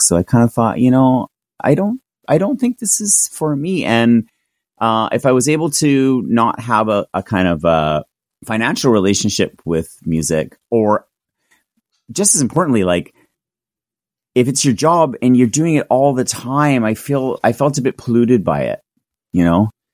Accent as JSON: {"language": "English", "town": "Victoria", "region": "British Columbia", "country": "Canada", "tie": "born or raised there", "said": "my hometown, which was Victoria"}